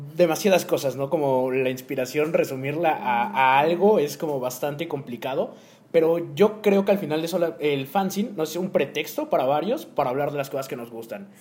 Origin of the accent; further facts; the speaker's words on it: Oaxaca, Mexico; está en mi cultura como mexicano y como oaxaqueño desde que nací?